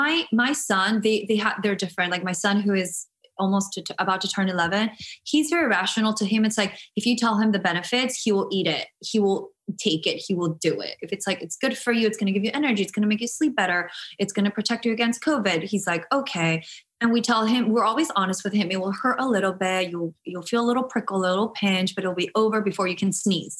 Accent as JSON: {"language": "English", "country": "Guatemala", "tie": "born or raised there", "moved": "yes", "said": "I'm from Guatemala. I never grew up with shots."}